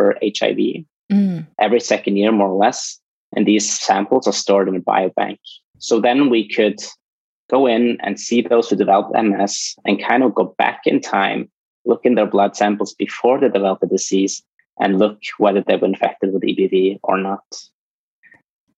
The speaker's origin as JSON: {"language": "English", "country": "Norway", "moved": "yes", "said": "I'm originally from Norway"}